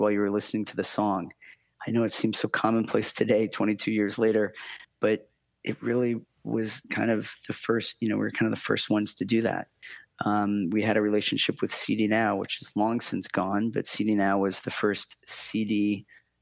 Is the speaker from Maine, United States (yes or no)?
yes; Maine, United States; moved away as an adult; also born or lived in Silicon Valley; I grew up in Maine.